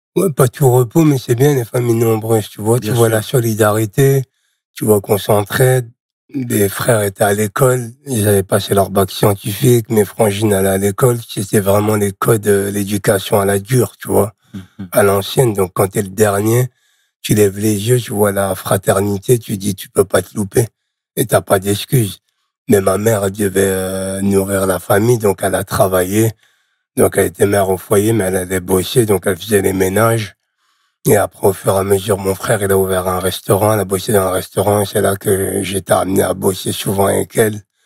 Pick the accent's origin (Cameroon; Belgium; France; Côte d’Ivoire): France; Charleville-Mézières, Grand Est; moved away as an adult; also born or lived in Nouzonville; Je suis né à Charleville-Mézières dans les Ardennes.